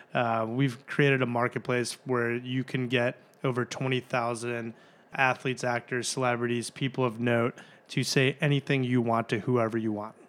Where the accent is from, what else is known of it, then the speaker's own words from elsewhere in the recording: Glenview, Illinois, United States; also born or lived in North Carolina; I'm from Glenview originally. I went to Glenbrook South